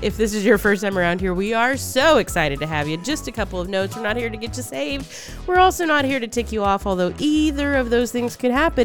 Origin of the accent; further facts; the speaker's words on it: Texas, United States; moved away; also born or lived in Mississippi; I've been back in Texas for almost 20